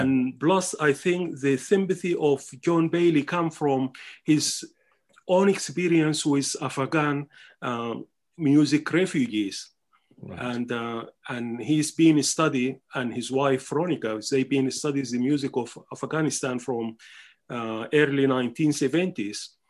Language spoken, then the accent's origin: English; Omdurman, Khartoum, Sudan; English is a second language; moved away as an adult; also born or lived in Wuhan, China; now in Oxford, United Kingdom; I was born in Omdurman, and Omdurman is a mixing pot of the Sudanese cultures.